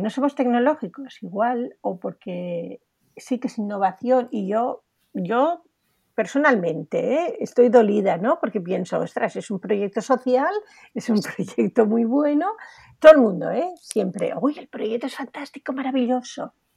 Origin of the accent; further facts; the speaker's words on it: Spain; Tenemos que estar orgullosos de lo que podemos hacer en España